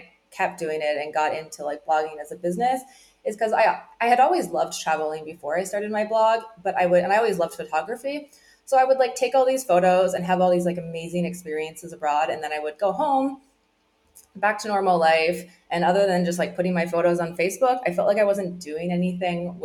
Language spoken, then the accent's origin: English; Newfoundland and Labrador, Canada; now in Puerto Vallarta, Mexico; I grew up in Newfoundland